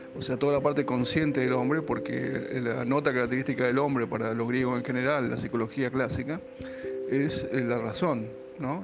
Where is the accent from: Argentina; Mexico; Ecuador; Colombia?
Argentina; la cultura actual, en particular la nuestra, la argentina, ni hablar la porteña